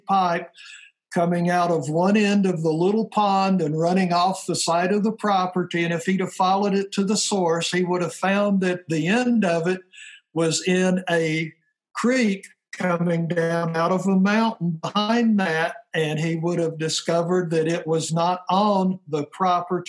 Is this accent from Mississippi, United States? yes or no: no; Tennessee, United States; now in North Idaho, United States; I was born and raised in Tennessee